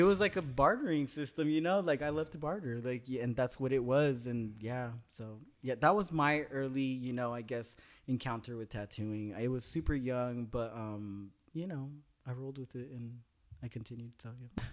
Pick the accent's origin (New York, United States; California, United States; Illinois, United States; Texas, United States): California, United States; Northern; now in Los Angeles, United States; I'm from Northern California